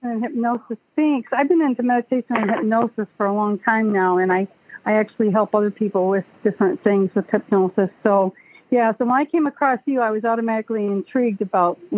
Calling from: Auburn Hills, Michigan, United States; I'm calling from Auburn Hills, Michigan.

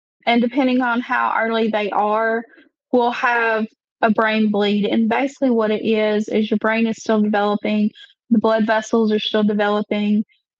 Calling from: Alabama, United States; I live in a little sub-community in North Alabama.

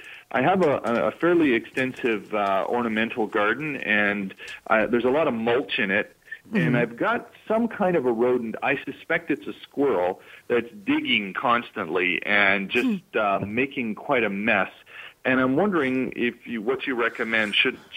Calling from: Vaughan, Ontario, Canada; I'm calling from Vaughan.

